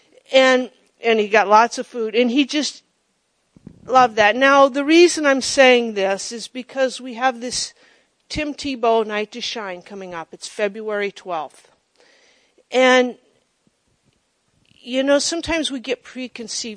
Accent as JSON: {"language": "English", "town": "Monroe", "country": "United States", "tie": "born or raised there", "said": "my hometown of Monroe"}